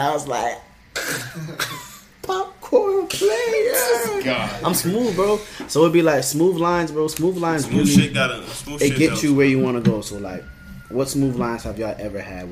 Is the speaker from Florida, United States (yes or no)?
yes; Palm Beach County, Florida, United States; We're from Florida, bro. We're from Palm Beach County